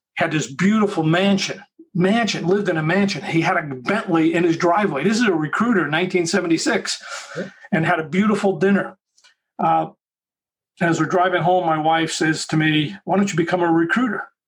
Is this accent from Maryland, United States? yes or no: no; Long Island, New York, United States; moved away as an adult; also born or lived in Bronx, New York City / Southern California; moved out to Long Island